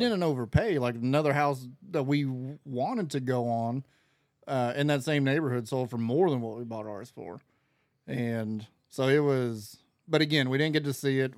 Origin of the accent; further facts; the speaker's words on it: Florida, United States; I'm from Florida.